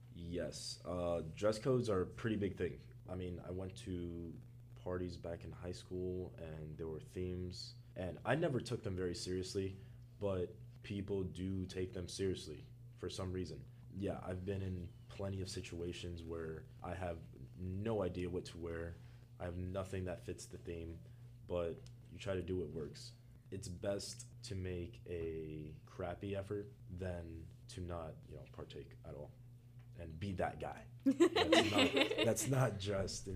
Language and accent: English; Miami, Florida, United States; moved away as an adult; now in New York, United States; I am from Miami, Florida